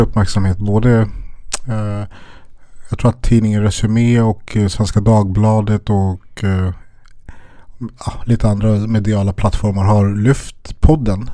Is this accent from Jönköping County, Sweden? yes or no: no; Stockholm, Stockholm County, Sweden; jag är uppvuxen i Järvaområdet, Spånga-Tensta